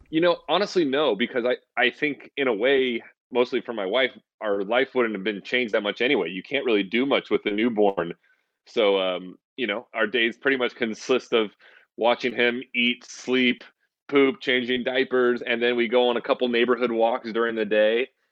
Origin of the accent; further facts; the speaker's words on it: Santa Rosa, California, United States; I grew up in Northern California in a city called Santa Rosa